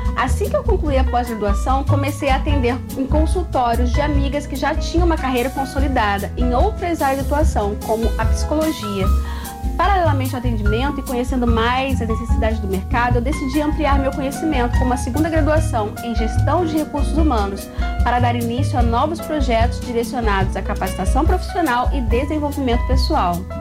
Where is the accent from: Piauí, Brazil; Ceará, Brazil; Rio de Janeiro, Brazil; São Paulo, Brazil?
Rio de Janeiro, Brazil; Itaboraí; also born or lived in São Gonçalo; Eu nasci em São Gonçalo e morei grande parte da minha vida na cidade de Itaboraí, em um bairro chamado Aldeia da Prata.